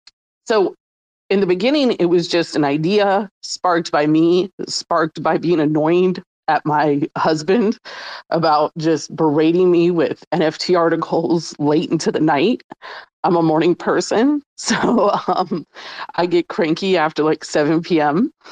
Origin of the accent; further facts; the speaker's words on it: New Orleans, Louisiana, United States; I'm from New Orleans, and they have a voodoo flavor and a crawtater flavor that just remind me when I was young and I used to go to concerts in New Orleans